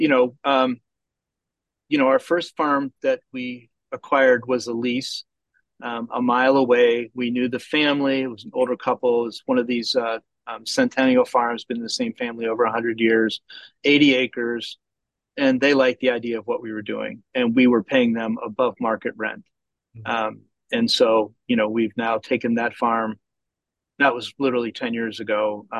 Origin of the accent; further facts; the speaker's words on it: Georgia, United States; and we're from Georgia and Indiana happens to be centralized